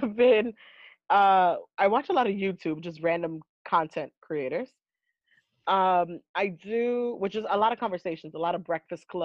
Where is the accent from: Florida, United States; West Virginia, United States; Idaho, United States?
Florida, United States; also born or lived in Seattle; I come from Florida, so I put the Florida energy.